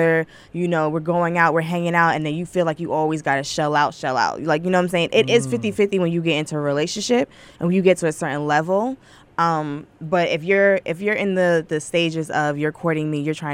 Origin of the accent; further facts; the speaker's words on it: New York City, New York, United States; born and raised in the Bronx